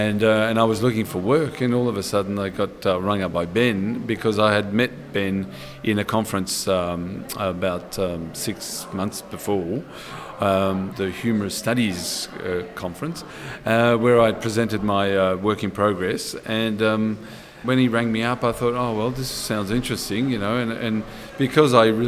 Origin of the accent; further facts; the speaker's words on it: Vienna, Austria; born there; because I was born in Vienna, my father's born in Breslau, my father lived in Vienna